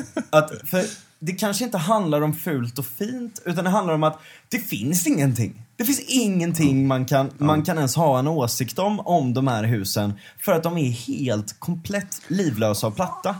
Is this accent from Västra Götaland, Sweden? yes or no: yes; Gothenburg, Västra Götaland, Sweden; Linnéstan där jag växte upp